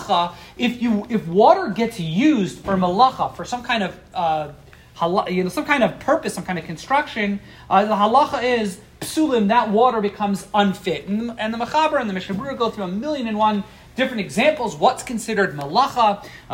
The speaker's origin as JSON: {"language": "English", "region": "East Coast", "country": "United States", "tie": "born or raised there", "said": "growing up on the East Coast"}